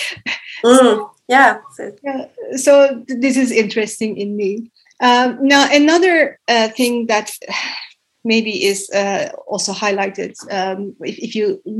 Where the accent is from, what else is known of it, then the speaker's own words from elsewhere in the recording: Turkey; now in Finland; when I came here 11 years ago, because I come from Turkey